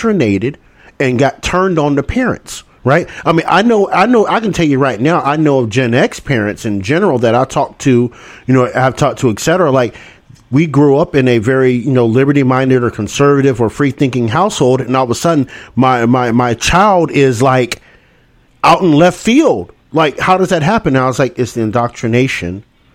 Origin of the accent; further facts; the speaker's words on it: the South, United States; living here in the South and obviously growing up in the South.